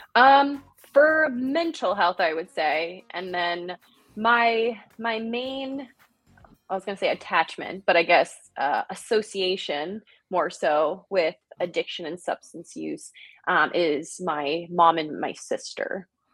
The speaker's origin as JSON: {"language": "English", "region": "New Jersey", "country": "United States", "moved": "yes", "said": "I am originally from New Jersey."}